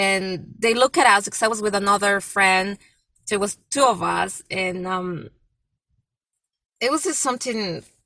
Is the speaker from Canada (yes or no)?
no; Mexico; moved away; even though I'm from Mexico, it's my country, but I've been in this country for so many years, more than half of my life